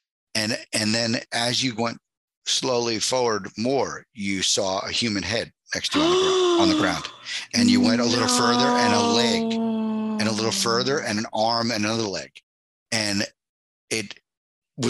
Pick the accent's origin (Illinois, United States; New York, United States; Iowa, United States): New York, United States; Long Island; moved away; also born or lived in Philadelphia / Los Angeles; I grew up on Long Island